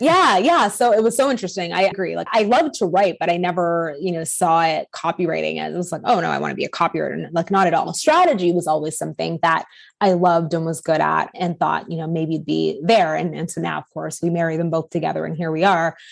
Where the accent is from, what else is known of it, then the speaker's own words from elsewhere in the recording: Canada; I'm Canadian